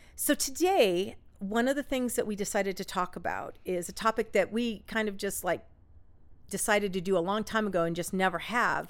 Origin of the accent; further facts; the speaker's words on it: Orange County, California, United States; we're from Orange County